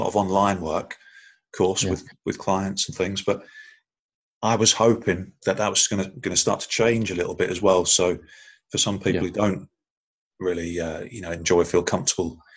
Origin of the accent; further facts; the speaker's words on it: Stockport, North West England, United Kingdom; where I lived most of my life in Stockport is not posh.